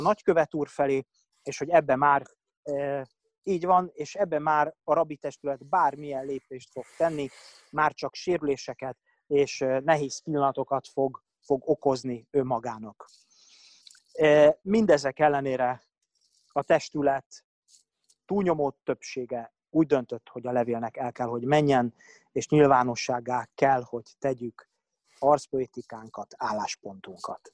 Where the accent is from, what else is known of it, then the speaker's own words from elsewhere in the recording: Budapest, Hungary; 13 éves koromban a Dohány utcai zsinagógában Sönel professzor úr avatott bár mitzvává, aztán 14 éves koromban az Anna Frankba folytattam a tanulmányaimat